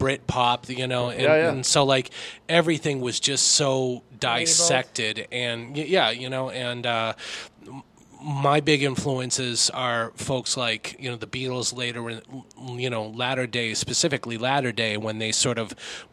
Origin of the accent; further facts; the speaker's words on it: Lowell, Massachusetts, United States; I'm a Lowell boy. I grew up in Lowell